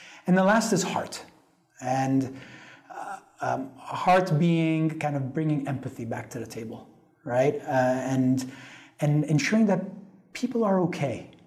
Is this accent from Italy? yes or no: yes; Italy; I grew up in Italy